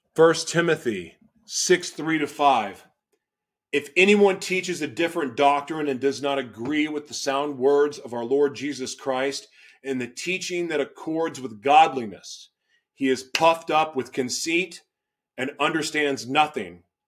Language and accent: English; Oklahoma, United States; also born or lived in Los Angeles / Florida; now in Minnesota, United States; where I grew up in Oklahoma, you're checking the box if you go to church.